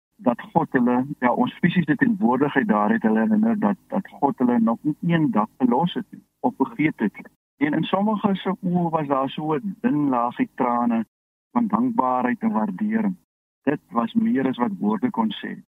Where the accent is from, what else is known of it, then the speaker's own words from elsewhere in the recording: Loeriesfontein, Northern Cape, South Africa; now in Caledon, South Africa; Ek is ook gebore op Louisfontein en my familie boer nog daar